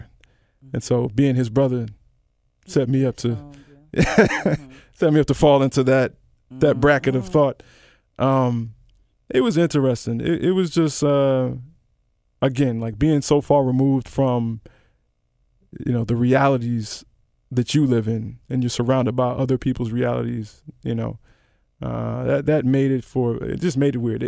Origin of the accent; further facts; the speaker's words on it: Memphis, Tennessee, United States; I grew up in Memphis, surrounded by none